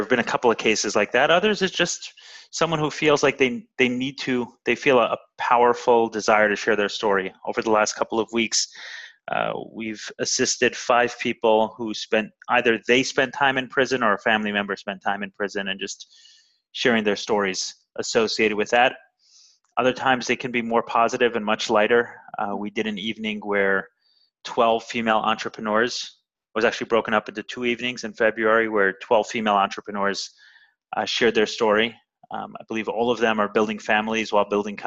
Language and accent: English; New York City, New York, United States; now in Miami, United States; I'm originally from Brooklyn. I grew up in a Orthodox Jewish home